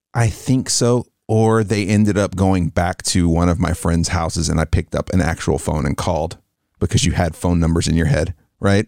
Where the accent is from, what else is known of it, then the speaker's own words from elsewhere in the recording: the South, United States; Growing up in the South